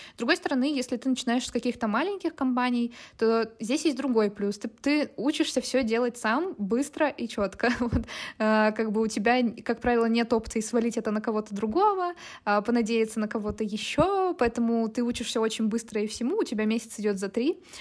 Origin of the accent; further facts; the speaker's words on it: Chelyabinsk, Chelyabinsk Oblast, Russia; moved away as an adult; also born or lived in Moscow; now in Tbilisi, Georgia; я из Челябинска, вот, и я работаю в диджитале с 2019 э, года. Вот, а, почти всю жизнь я жила в Челябинске, я переехала два года назад, и сейчас я живу в Тбилиси